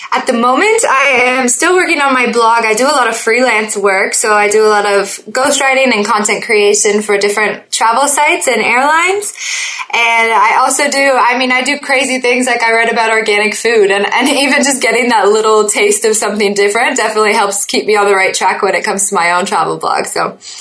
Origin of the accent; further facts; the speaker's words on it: Oakville, Ontario, Canada; also born or lived in Niagara Falls / Toronto; I was born in Oakville, Ontario